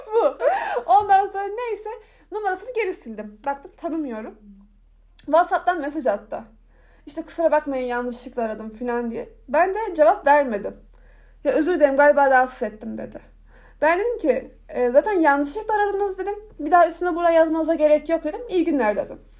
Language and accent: Turkish; Turkey; bana nerelisin diye soruyor. İşte ben diyorum ki Türkiye yazıyorum